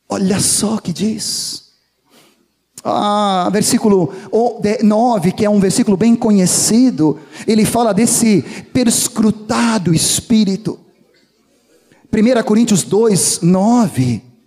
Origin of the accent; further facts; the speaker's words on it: Brazil; nós como bons brasileiros